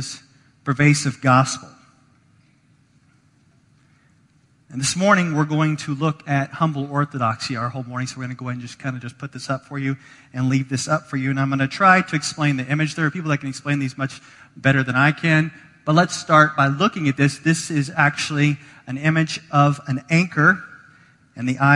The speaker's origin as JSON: {"language": "English", "region": "the South", "country": "United States", "moved": "yes", "lives_now": "Chicago, United States", "said": "I'm from the South"}